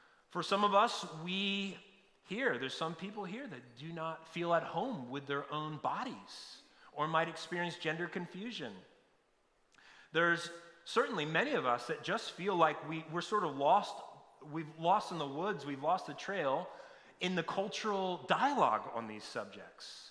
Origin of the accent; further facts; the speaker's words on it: near Hawk Mountain, Pennsylvania, United States; I grew up in Pennsylvania near Hawk Mountain